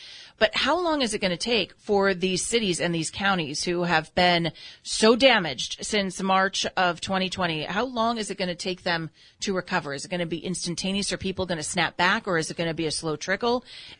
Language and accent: English; California, United States; growing up in California